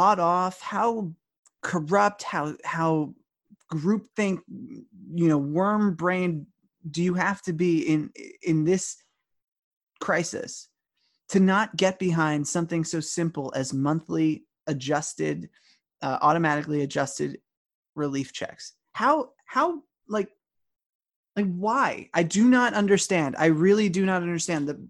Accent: East Hampton, New York, United States; I grew up in East Hampton

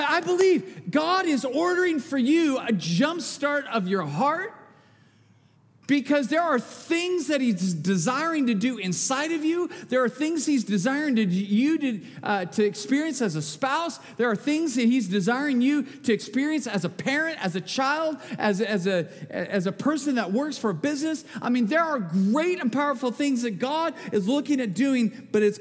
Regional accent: Bakersfield, California, United States; I'm from Bakersfield. All we sell in the hardware store is duct tape. Come on. And I live there

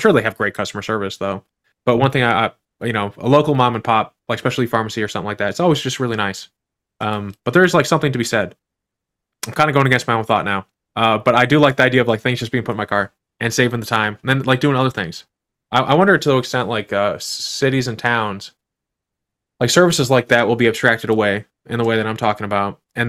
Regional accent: Midwest, United States; So like I'm from the Midwest, so we like to get a good deal on these things.

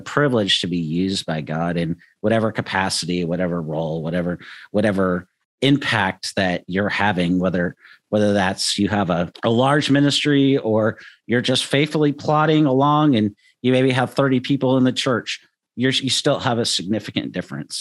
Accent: United States; as American Christians

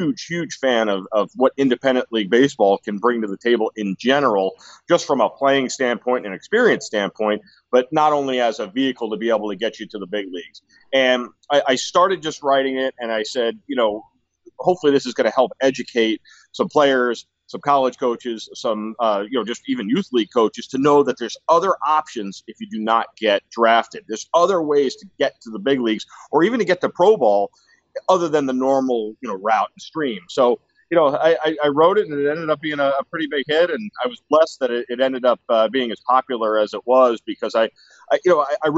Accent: Westchester County, New York, United States; now in Arizona, United States; I grew up in Westchester County, New York, which is about 50 minutes outside of Manhattan

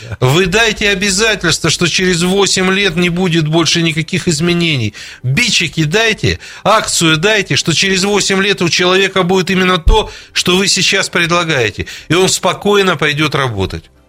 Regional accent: Kharkiv, Kharkiv Oblast, Ukraine; moved away; Я сам выходец с Украины, с города Харькова

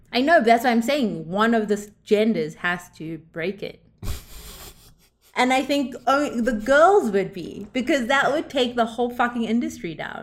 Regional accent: South Africa; moved away; I grew up in South Africa

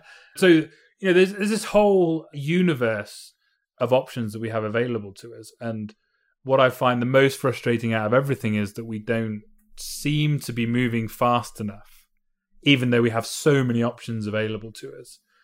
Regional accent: United Kingdom; I'm from Britain

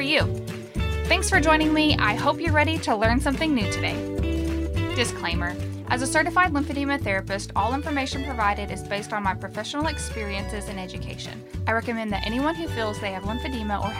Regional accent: the South, United States; I'm from the South.

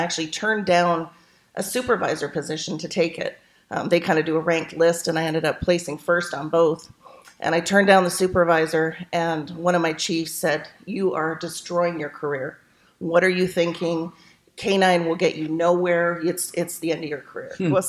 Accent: Canada; moved away as an adult; now in Washington State, United States; I was born in Canada

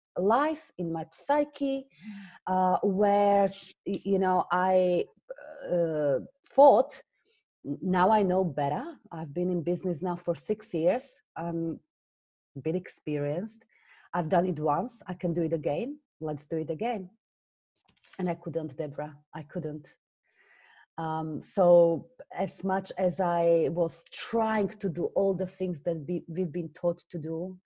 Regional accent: Slovakia; English is a second language; moved away as an adult; now in London, United Kingdom; you hear from my accent, I originally come from Slovakia. I moved to England when I was just 19

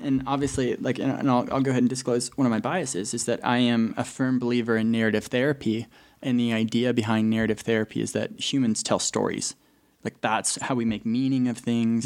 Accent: Colorado, United States; moved away as an adult; now in Utah, United States; I'm originally from Colorado. Uh, pretty much born and raised.

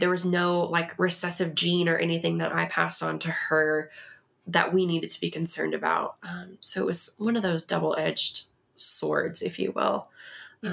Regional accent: Texas, United States; moved away as an adult; now in Colorado Springs, United States; I am originally from Texas

